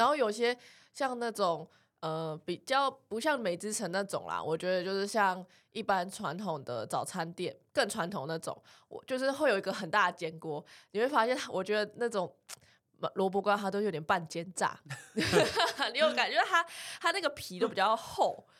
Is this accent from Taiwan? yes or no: yes; Taichung, Taiwan; 哦，因为我们都是台中人，所以早餐会吃炒面